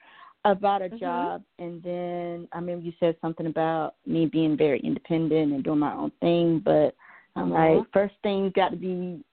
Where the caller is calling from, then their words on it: Georgia, United States; from Georgia.